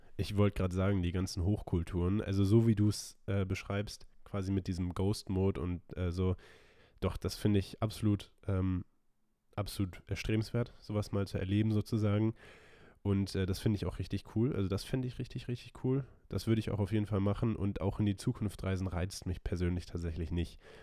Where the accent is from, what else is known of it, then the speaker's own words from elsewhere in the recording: Germany; als Deutsche